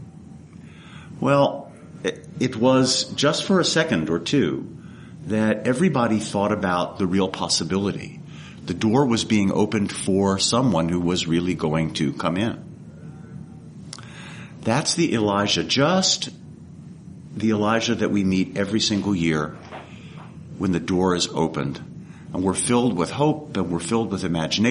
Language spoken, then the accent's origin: English; East Coast, United States; moved away; I come from the East Coast